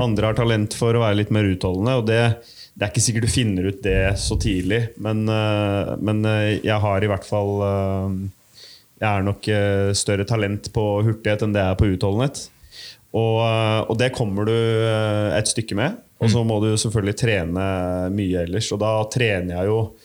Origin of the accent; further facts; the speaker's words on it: Bærums Verk, Akershus, Norway; Bærums Verk, hjemme der jeg kommer fra